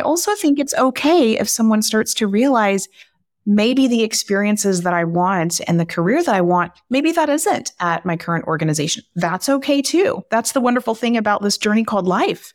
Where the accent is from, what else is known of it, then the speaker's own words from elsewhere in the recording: Texas, United States; I am from Texas, and I love being from Texas